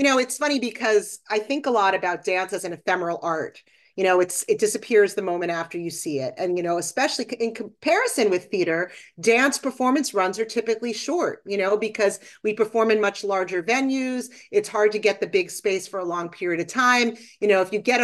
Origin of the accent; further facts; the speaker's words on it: Boston, Massachusetts, United States; I grew up in Boston